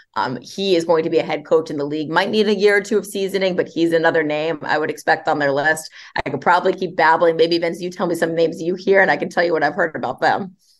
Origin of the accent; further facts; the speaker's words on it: Montclair, New Jersey, United States; I grew up in Montclair, New Jersey